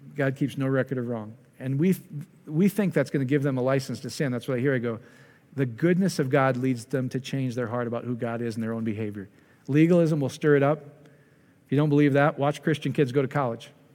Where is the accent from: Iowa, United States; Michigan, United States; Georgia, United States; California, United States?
Iowa, United States; I'm from Iowa